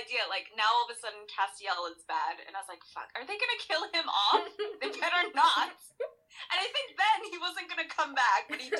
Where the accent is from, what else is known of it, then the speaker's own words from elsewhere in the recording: Edmonton, Alberta, Canada; She's like, where are you from? And I was like, Edmonton, Alberta?